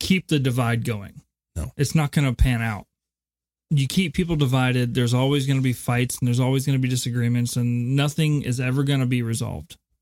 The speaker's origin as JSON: {"language": "English", "country": "United States", "said": "I'm speaking as an American."}